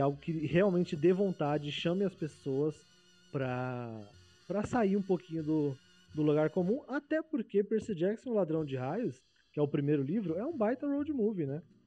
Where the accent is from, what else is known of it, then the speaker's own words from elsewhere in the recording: Paulista, São Paulo, Brazil; Paulista é muito a gente acha que a gente sabe de tudo